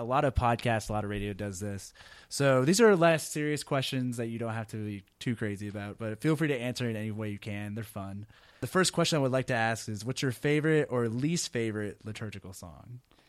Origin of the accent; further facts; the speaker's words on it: Texas, United States; So as a Texan who was in Chicago, I'm like, now I can get cold brew all year round.